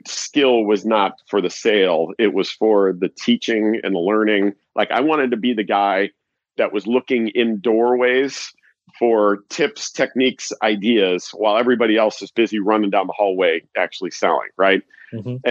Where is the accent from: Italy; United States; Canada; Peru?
United States; Chicago, Illinois; I'm from Chicago